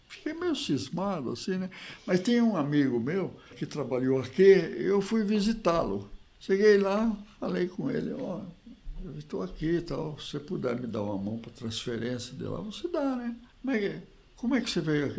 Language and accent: Portuguese; Piracicaba, São Paulo, Brazil; moved away as an adult; also born or lived in Nova Granada / São José do Rio Preto; eu sou de Piracicaba. Formei lá na, na escola de agronomia e tal, minha família mora toda lá